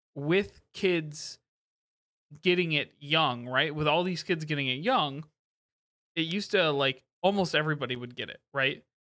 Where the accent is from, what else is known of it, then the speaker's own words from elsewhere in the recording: Midwest, United States; we grew up in the Midwest